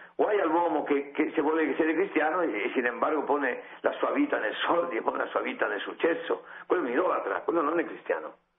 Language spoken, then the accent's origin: Italian; Spain; Italian is a second language; io sono spagnolo